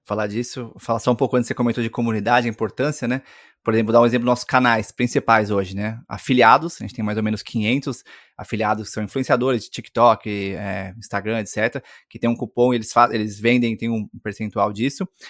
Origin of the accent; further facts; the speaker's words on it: Brazil; also born or lived in Silicon Valley, United States; o fato de ser brasileiro